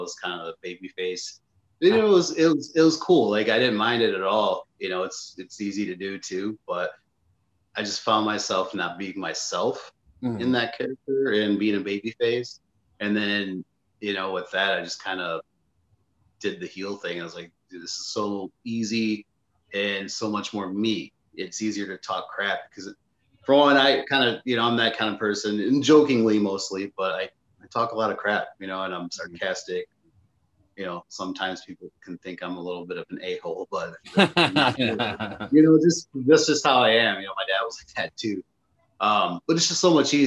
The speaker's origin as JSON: {"language": "English", "region": "Michigan", "country": "United States", "tie": "born or raised there", "also_born_or_lived": "Florida / Iowa", "moved": "yes", "said": "I went back to my hometown"}